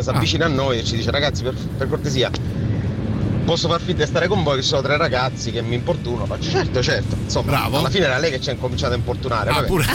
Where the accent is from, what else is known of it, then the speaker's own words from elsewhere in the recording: Catania, Sicily, Italy; now in Rome, Italy; ora abito a Roma, però insomma sono di Catania